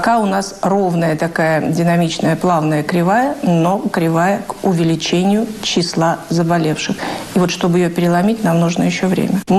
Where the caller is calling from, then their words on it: Rostov-on-Don, Rostov Oblast, Russia; Я из Ростова-на-Дону хочу насчет фейков.